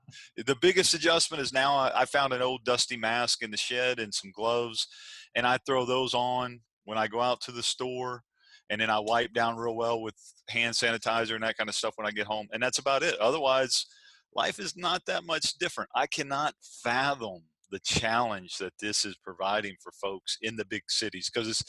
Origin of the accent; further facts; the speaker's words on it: the South, United States; now in Virginia Beach, United States; Well, we're from the South. And being from the South, you own a home without a dining room.